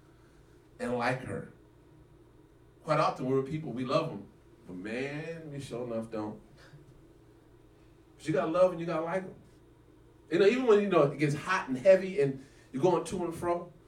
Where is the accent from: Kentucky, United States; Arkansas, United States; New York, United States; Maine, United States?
Arkansas, United States; I came from Arkansas